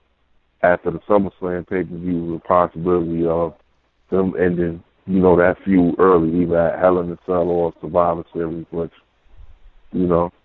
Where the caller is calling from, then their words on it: Brooklyn, New York, United States; from Brooklyn.